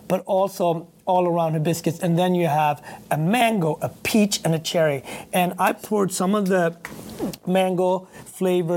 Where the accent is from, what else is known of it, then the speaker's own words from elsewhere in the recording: Sweden; also born or lived in Harlem, New York; now in New York, United States; I grew up in Sweden with my grandmother